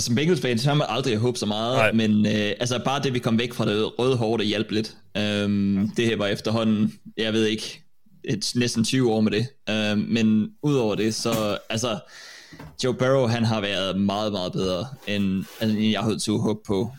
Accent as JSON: {"language": "Danish", "country": "Denmark", "said": "som danskere, så er vi jo kommet til ret sent"}